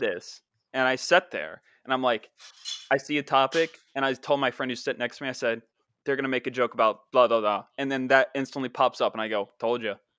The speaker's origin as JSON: {"language": "English", "area": "the town in Dark Waters", "region": "West Virginia", "country": "United States", "tie": "born or raised there", "said": "That's my hometown"}